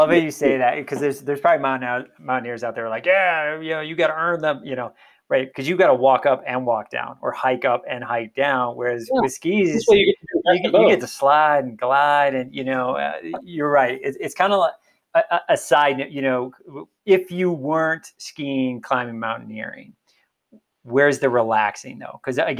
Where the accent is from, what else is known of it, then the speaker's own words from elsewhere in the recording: Illinois, United States; now in Colorado, United States; when I grew up in Illinois, it was my backyard.